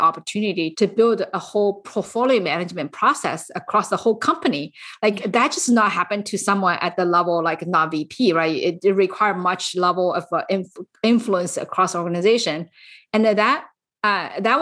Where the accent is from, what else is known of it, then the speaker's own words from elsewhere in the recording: China; moved away as an adult; now in San Francisco Bay Area, United States; I actually came to US when I was fully grown from China, and I came here for business.